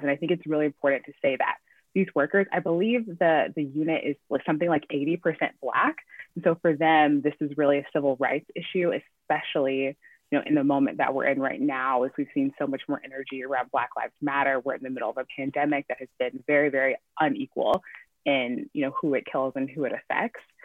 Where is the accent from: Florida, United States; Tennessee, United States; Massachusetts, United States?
Tennessee, United States; Chattanooga; moved away as an adult; also born or lived in New York; I grew up in Tennessee and I you know got into journalism in college